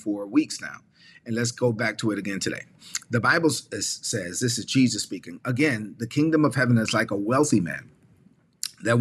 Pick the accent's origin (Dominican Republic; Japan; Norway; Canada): Dominican Republic; La Vega; moved away; a Catholic church in my hometown of La Vega, Dominican Republic